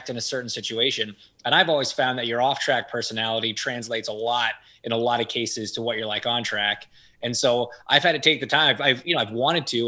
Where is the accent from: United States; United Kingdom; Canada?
Canada; I grew up in Canada